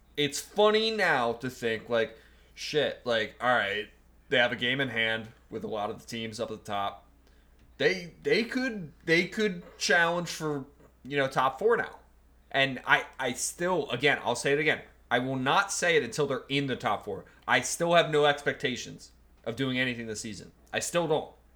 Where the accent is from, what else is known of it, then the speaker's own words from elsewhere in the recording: United States; as an American